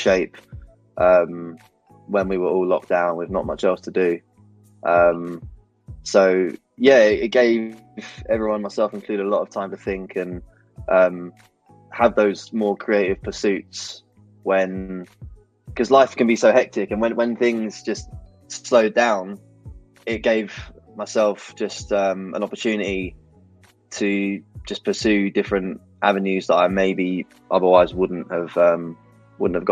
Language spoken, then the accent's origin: English; London, United Kingdom; I'm born and raised in London to an Irish family